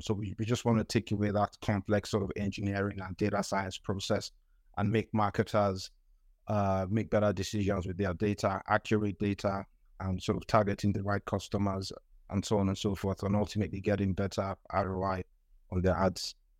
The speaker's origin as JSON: {"language": "English", "country": "Nigeria", "tie": "born or raised there", "also_born_or_lived": "United Kingdom", "moved": "as an adult", "said": "I'm from Nigeria. I grew up in Nigeria"}